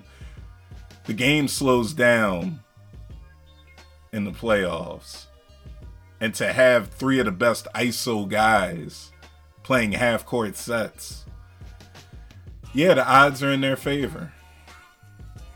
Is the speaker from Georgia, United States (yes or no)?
no; Philadelphia, Pennsylvania, United States; my hometown team, Philadelphia 76ers